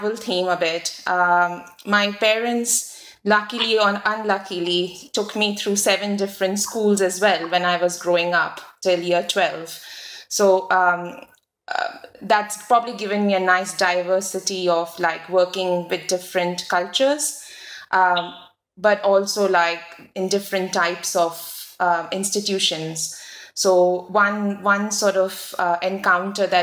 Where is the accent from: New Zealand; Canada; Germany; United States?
New Zealand; moved away as an adult; also born or lived in India / Cambridge, United Kingdom; I was born in India, grew up in New Zealand